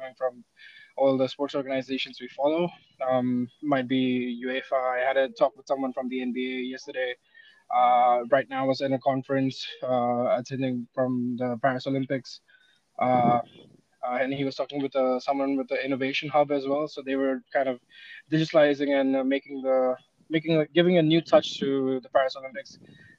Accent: India; moved away as an adult; I'm from India

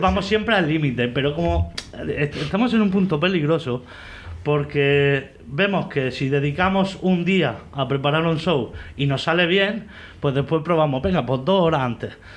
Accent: Vega Baja del Segura, Valencian Community, Spain; soy alcacil, porque soy de aquí de la Vega Baja.

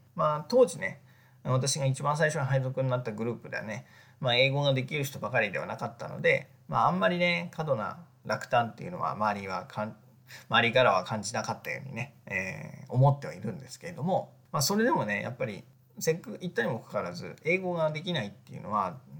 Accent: Japan; also born or lived in Egypt / Tokyo

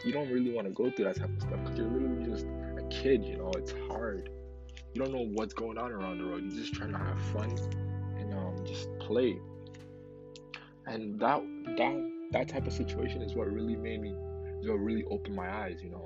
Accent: Ghana; now in Canada; Obviously, I wasn't born in Canada. I was born in Ghana

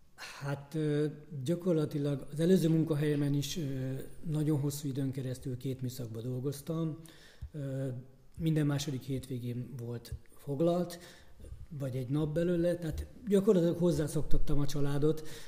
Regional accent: Börgönd, Fejér, Hungary; én Börgöndi reptéren nőttem föl

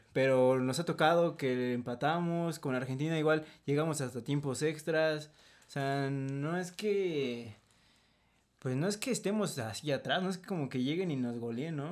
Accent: Mexico

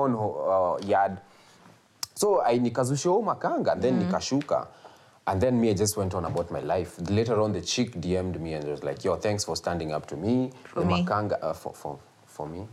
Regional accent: Kenya; it's also my hometown.

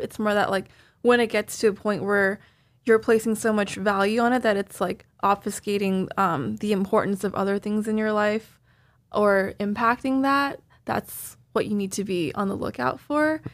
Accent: Toronto, Ontario, Canada; now in New York, United States; Rami and I are both Canadian. We're both from Toronto

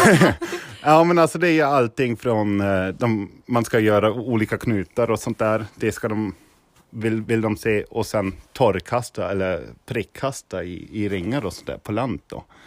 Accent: Niederselters, Hesse, Germany; Swedish is a second language; now in Sweden; jag är från Tyskland.

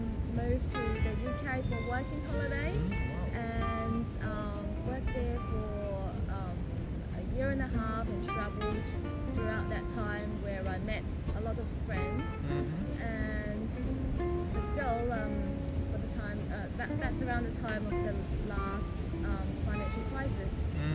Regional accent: Guangzhou, Guangdong, China; moved away as an adult; also born or lived in Canberra, Australia / United Kingdom; now in Sydney, Australia; I've grown up in China, Guangzhou. So we both speak Cantonese.

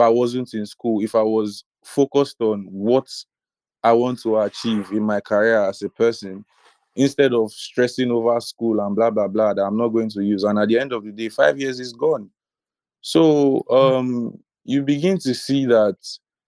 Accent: Nigeria; a Nigerian trying to be a creative.

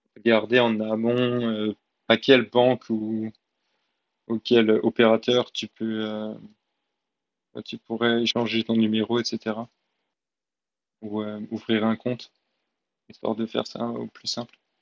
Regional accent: France; moved away as an adult; also born or lived in New Zealand / Australia; en tant que Français

